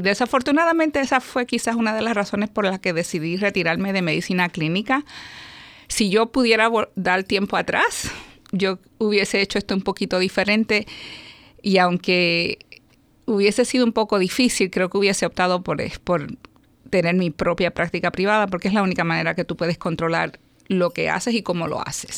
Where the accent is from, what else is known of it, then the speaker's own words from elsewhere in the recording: Puerto Rico; also born or lived in New York, United States; me, crié en Puerto Rico